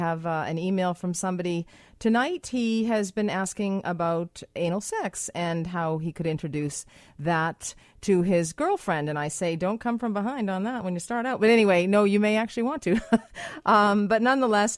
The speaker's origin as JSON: {"language": "English", "town": "Boston", "region": "Massachusetts", "country": "United States", "moved": "yes", "lives_now": "Vancouver, Canada", "said": "I'm from Boston, live in Vancouver"}